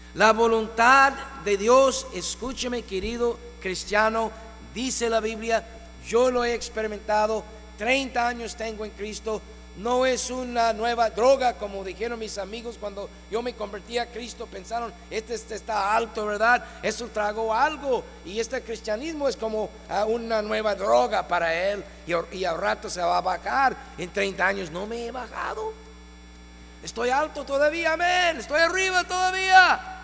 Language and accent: Spanish; Ohio, United States; moved away as an adult; now in Mexico; mi tierra natal